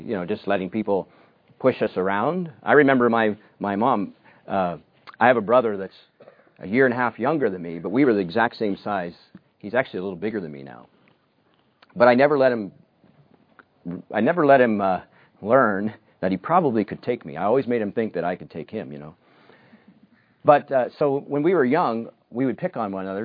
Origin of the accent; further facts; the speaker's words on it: United States; moved away; I grew up in the United States